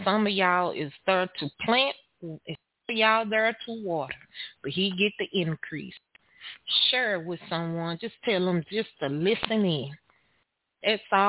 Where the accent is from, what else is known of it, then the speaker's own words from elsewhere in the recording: Texas, United States; I am your host from Texas